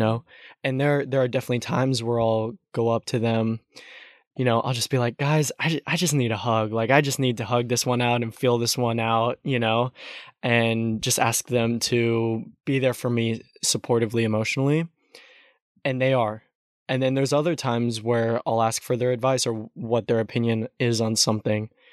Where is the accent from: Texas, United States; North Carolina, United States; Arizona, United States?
Texas, United States; growing up in Texas